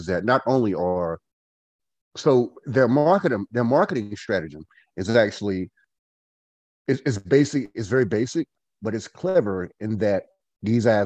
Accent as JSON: {"language": "English", "town": "Goldsboro", "region": "North Carolina", "country": "United States", "said": "I am from Goldsboro, North Carolina"}